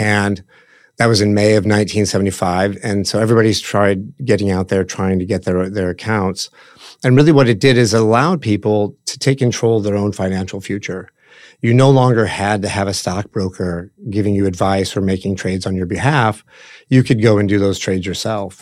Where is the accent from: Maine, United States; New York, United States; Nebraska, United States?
Nebraska, United States; Omaha; We, we grew up in Omaha